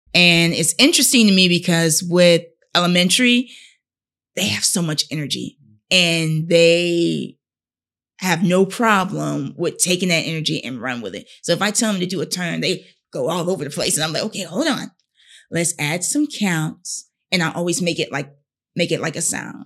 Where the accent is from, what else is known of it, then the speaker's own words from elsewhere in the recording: Fayetteville, North Carolina, United States; I'm from Fayetteville, North Carolina